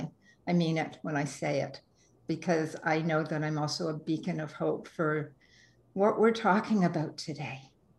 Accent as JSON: {"language": "English", "town": "Toronto", "region": "Ontario", "country": "Canada", "said": "I came from Toronto and moved to BC and to Vancouver in 1998."}